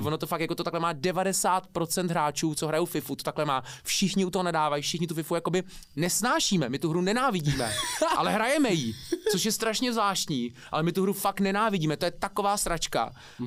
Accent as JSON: {"language": "Czech", "region": "Prague", "country": "Czechia", "tie": "born or raised there", "also_born_or_lived": "New Zealand", "said": "jako malý jsem žil v Karlíně, tam asi do 6 let mm-hmm. a pak od 6 let bydlím jako v Nuslích, takže 32 let bydlím v Nuslích, jsem vlastně dá se říct rodilej Nuselák"}